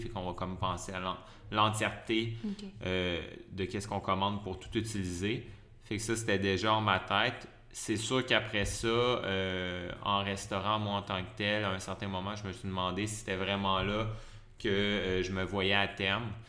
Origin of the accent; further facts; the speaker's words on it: Lévis, Quebec, Canada; moved away as an adult; now in Montreal, Canada; je suis originaire de la région de Québec, de mhm. Lévis, la rive sud de Québec. Euh, j'ai resté là pas mal toute mon enfance